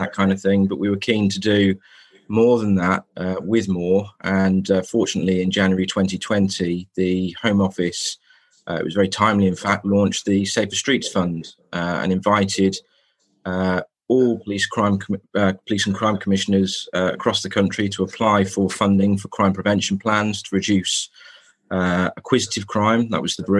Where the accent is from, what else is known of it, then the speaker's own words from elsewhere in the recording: Telford, West Midlands, United Kingdom; I grew up in Telford, in fact, in Woodside in the 1990s